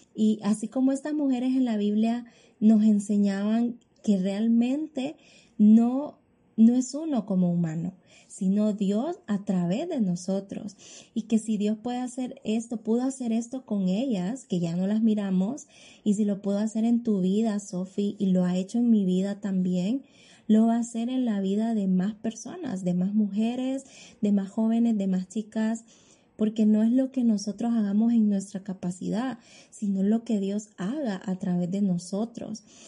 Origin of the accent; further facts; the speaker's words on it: Honduras; soy ciudadana hondureña